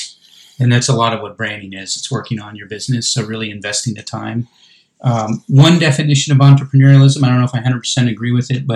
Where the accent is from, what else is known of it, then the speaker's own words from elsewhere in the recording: California, United States; now in Albuquerque, United States; I grew up in California